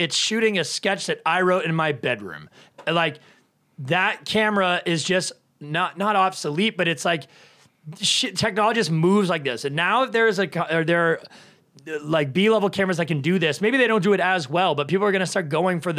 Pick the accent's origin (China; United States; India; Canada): Canada; I'm Canadian. I should know this. I'm French Canadian